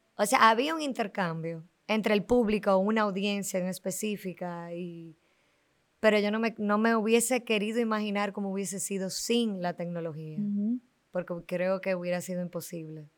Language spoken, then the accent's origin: Spanish; Dominican Republic